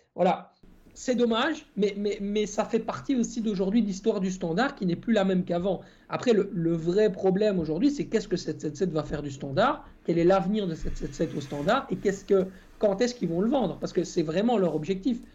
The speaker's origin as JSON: {"language": "French", "country": "Belgium", "said": "chez nous en Belgique"}